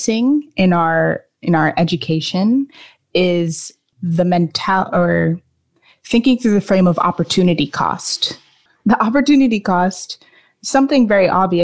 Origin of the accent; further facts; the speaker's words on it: United States; being of Jamaican descent, I have felt that having that piece of culture has really influenced the way that I look at the world, given that I grew up mostly in the United States